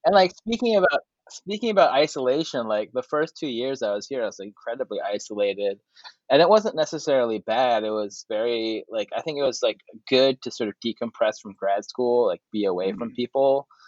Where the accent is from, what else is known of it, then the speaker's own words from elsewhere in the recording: Seoul, South Korea; I came here for a career, but also like I kind of came here because I knew that Seoul is sort of my hometown.